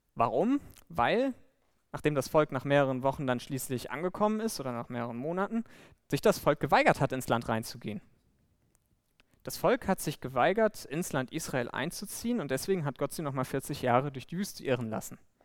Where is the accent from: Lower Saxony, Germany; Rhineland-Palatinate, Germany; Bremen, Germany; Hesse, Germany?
Bremen, Germany; moved away; ich komme ursprünglich aus Bremen